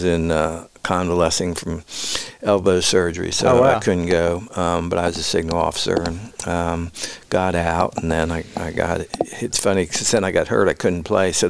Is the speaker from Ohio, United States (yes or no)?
yes; Cincinnati, Ohio, United States; moved away as an adult; also born or lived in Memphis, Tennessee / Richmond, Virginia; now in Johnson City, United States; I grew up in Cincinnati, born and raised